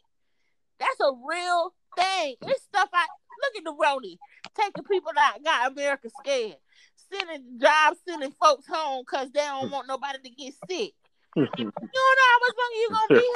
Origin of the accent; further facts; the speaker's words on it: Florida, United States; I'm from Florida